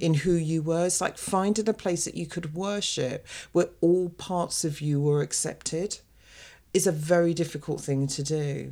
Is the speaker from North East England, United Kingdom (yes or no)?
no; London, United Kingdom; the little girl who was brought up in an African Caribbean family in the U K